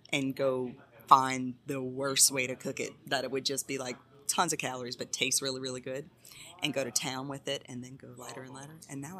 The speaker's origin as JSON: {"language": "English", "town": "Baton Rouge", "region": "Louisiana", "country": "United States", "tie": "born or raised there", "said": "So I'm from Baton Rouge. Okay. Born and raised."}